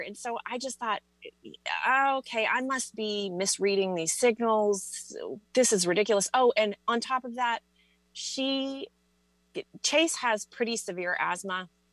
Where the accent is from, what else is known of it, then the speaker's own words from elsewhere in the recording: Texas, United States; i was born and raised in texas